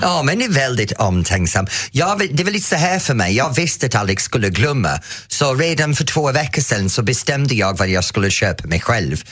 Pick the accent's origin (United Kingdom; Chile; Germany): United Kingdom; England; now in Sweden; när jag var ung i England